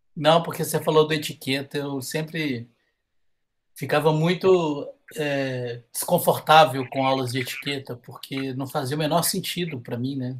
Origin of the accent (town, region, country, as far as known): Minas Gerais, Brazil